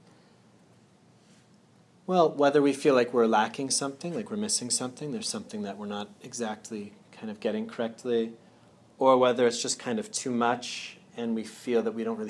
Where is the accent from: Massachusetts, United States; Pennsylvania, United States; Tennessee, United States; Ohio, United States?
Massachusetts, United States; Andover; I'm originally from Andover, Mass